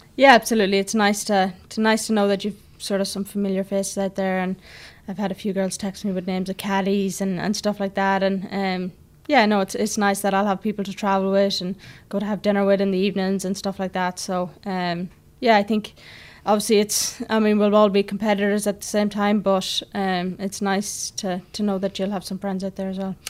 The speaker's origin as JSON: {"language": "English", "country": "Ireland", "also_born_or_lived": "Cavan / United States", "moved": "as an adult", "said": "being Irish"}